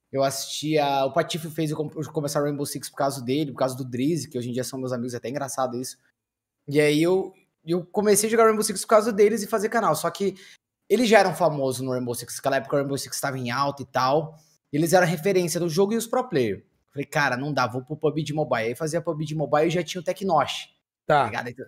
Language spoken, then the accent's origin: Portuguese; São Paulo, Brazil; Eu sou de São Paulo, cara.